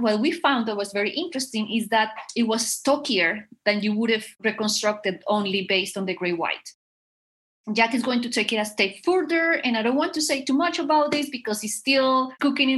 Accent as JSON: {"language": "English", "town": "Bogotá", "region": "Bogotá Capital District", "country": "Colombia", "said": "I am from Colombia. And I am from Bogota, which is the capital city."}